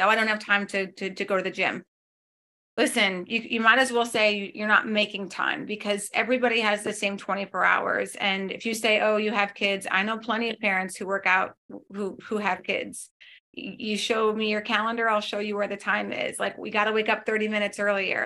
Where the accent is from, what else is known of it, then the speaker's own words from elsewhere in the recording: North Dakota, United States; moved away; I'm again from North Dakota.